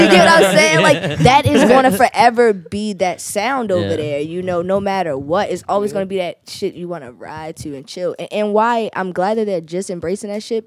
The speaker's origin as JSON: {"language": "English", "town": "Baltimore", "region": "Maryland", "country": "United States", "said": "I'm from East Baltimore"}